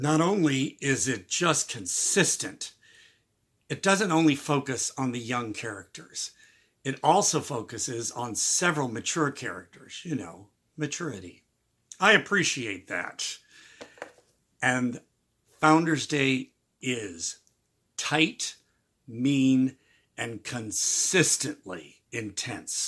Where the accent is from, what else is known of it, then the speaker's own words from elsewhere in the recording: Midwest, United States; moved away; I'm originally from the Midwest